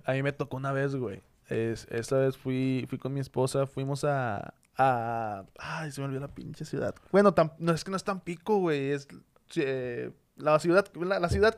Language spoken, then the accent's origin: Spanish; Monterrey, Nuevo León, Mexico; soy de Monterrey